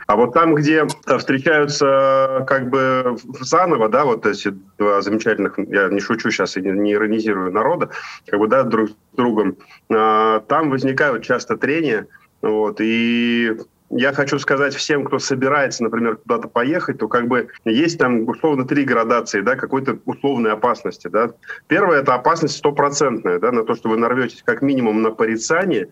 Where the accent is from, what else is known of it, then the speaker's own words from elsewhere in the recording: Ufa, Bashkortostan, Russia; moved away as an adult; now in Spain; в Уфе, в моем родном городе